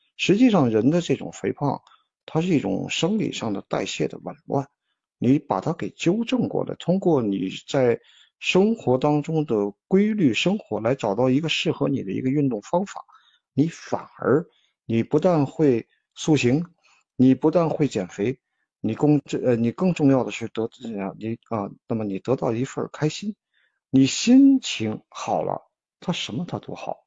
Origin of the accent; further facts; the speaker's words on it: China; 我们中国人是讲的是运气